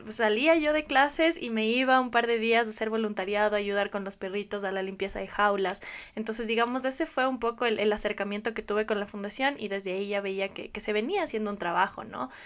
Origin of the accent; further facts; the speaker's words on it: Riobamba, Chimborazo, Ecuador; moved away as an adult; soy de Riobamba